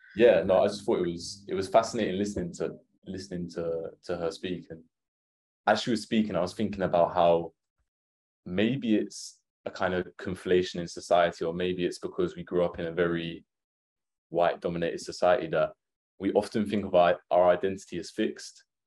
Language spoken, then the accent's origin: English; Essex, East of England, United Kingdom; growing up in Essex